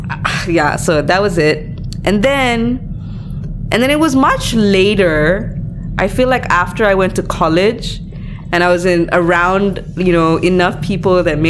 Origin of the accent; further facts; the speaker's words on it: Malaysia; I grew up in Malaysia